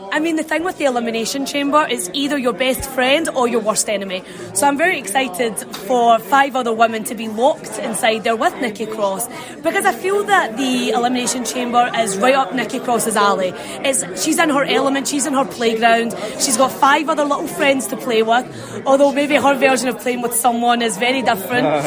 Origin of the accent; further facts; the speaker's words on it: Scotland, United Kingdom; moved away as an adult; now in Florida, United States; I'm from Scotland